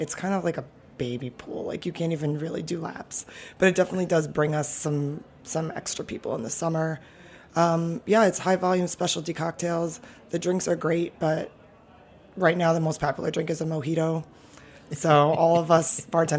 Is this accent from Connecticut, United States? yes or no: no; New York City, New York, United States; also born or lived in Brooklyn; I'm born and raised in Manhattan. I have lived in Brooklyn for the last 5 years